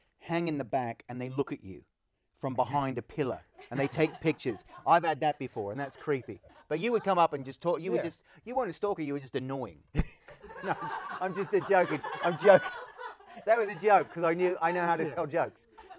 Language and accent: English; Australia; This is racism, right? Just because I'm Australian?